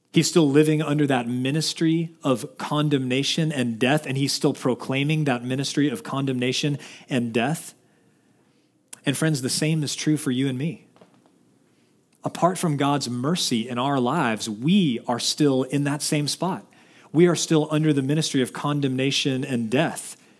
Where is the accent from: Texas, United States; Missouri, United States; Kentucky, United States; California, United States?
Texas, United States; Dallas; I'm from Dallas